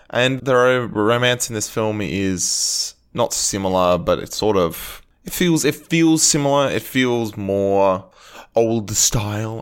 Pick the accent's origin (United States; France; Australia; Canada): Australia; as an Australian